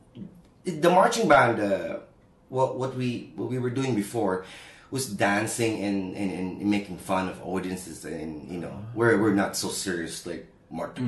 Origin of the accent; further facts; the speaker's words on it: Calabarzon, Philippines; now in Zhuhai, China; I'm from Cavite, Philippines. It's about 45 minutes away from Manila with no traffic.